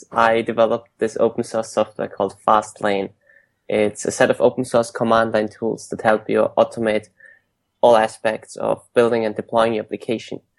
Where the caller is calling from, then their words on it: San Francisco, California, United States; I'm calling today from San Francisco.